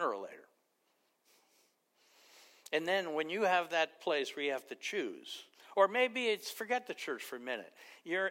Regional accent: New York City, New York, United States; I grew up in Queens in a mafia neighborhood

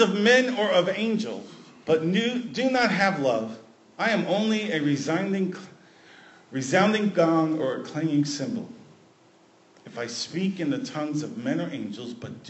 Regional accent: New York City, New York, United States; my hometown, New York City

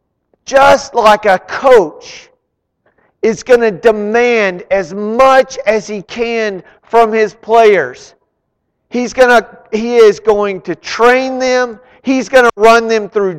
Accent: Arlington, United States; I grew up in Arlington

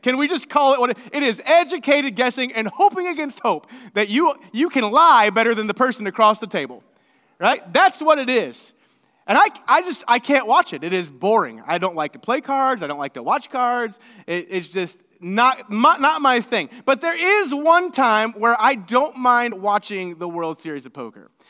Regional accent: Seymour, Indiana, United States; I'm from Seymour, Indiana

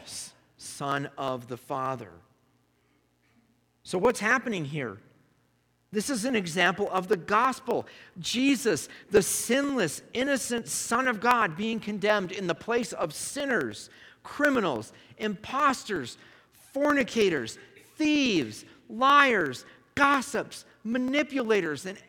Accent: United States; being an American

